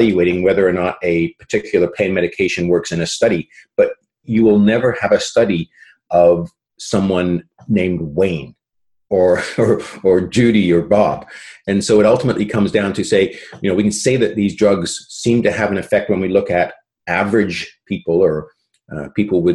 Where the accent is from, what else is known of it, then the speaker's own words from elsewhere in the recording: British Columbia, Canada; also born or lived in England / South Carolina, United States; I was born in England, if that's of any relevance to anybody. But I, as a young kid, my family emigrated to Canada in the late, mid-60s.